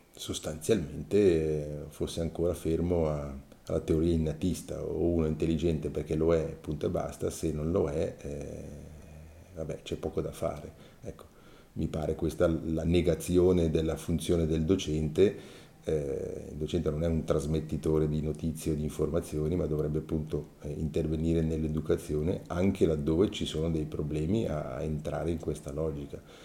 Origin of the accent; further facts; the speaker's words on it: Mendrisiotto, Ticino, Switzerland; sono nato nel 1961 nel Mendrisiotto, nel Mendrisiotto perché ho, ho girato in diversi comuni e poi alla fine del ginnasio